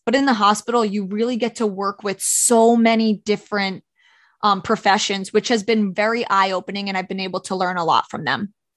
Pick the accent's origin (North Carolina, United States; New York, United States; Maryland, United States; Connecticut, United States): New York, United States; Orange County; I'm from Orange County, New York